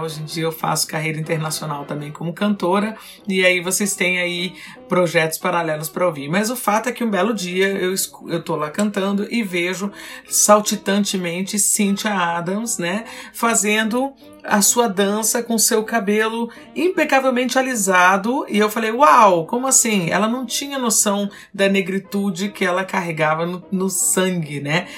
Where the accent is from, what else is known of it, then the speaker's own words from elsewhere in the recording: Brazil; nós somos como brasileiros